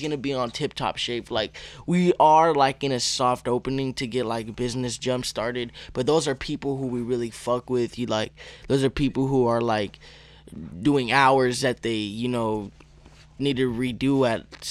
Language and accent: English; Arizona, United States; also born or lived in Tucson; now in San Diego, United States; I'm from Arizona